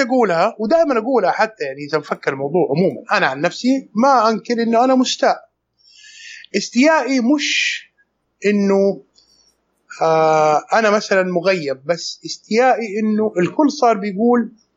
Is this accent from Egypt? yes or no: no; Saudi Arabia; عندنا في السعوديه